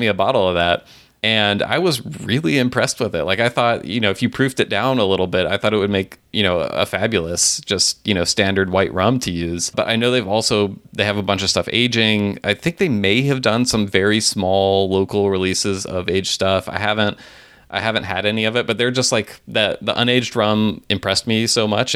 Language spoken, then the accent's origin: English; Tennessee, United States; my home state of Tennessee